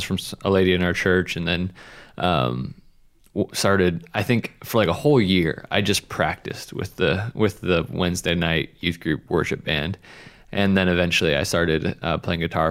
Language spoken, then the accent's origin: English; Spokane, Washington, United States; moved away; I grew up in Spokane